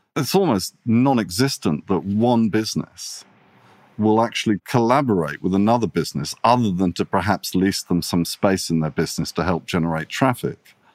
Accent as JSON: {"language": "English", "country": "Italy", "tie": "born or raised there", "also_born_or_lived": "England / London", "moved": "yes", "lives_now": "Sydney, Australia", "said": "I'm half Italian. I grew up in Italy."}